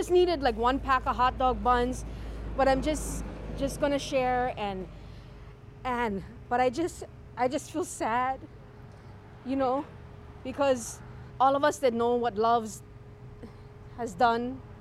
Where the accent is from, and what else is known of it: Kalihi, Hawaii, United States; born or raised there